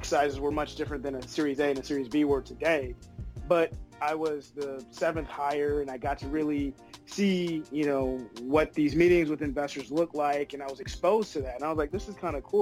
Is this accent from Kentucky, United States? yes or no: no; Oakland, California, United States; I'm originally from the Bay. Big shout out to Oakland